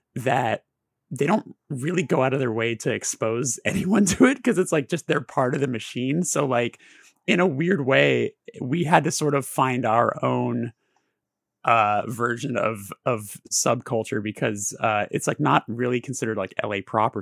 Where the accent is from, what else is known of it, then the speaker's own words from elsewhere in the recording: Burbank, California, United States; born and raised in Burbank